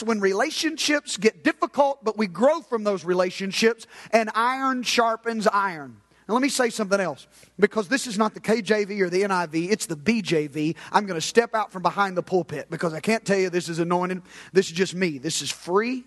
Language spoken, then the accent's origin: English; United States; I'm an American believer